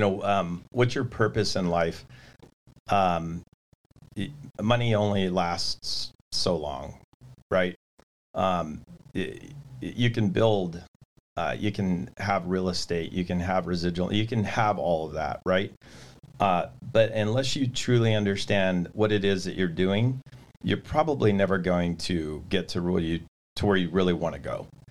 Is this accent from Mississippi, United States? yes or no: no; California, United States; I'm from California